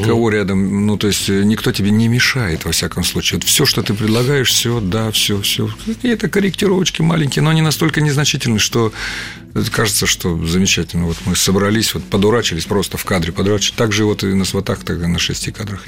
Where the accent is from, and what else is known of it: Taganrog, Rostov Oblast, Russia; born or raised there; moved away as an adult; also born or lived in Voronezh; now in Moscow, Russia